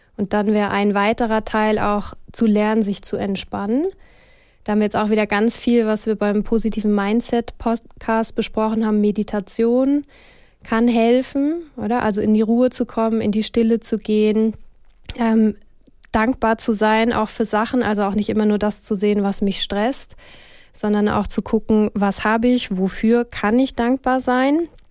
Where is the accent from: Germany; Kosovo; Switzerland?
Switzerland; bei uns in der Schweiz